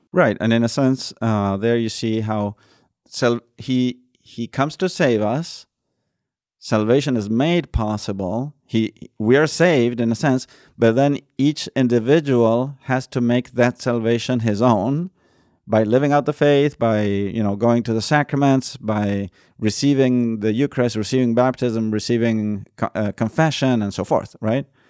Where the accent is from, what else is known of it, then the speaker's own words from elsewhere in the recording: Argentina; moved away; I'm from Argentina, right? And we don't have Christmas tree farms